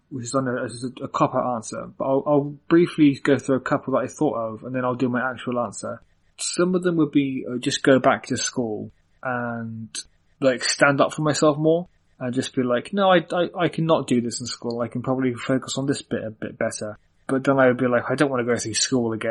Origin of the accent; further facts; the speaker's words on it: Cork, County Cork, Ireland; born there; I was born in Cork, which is uh, Republic of Ireland, so it's like I'm not even technically British.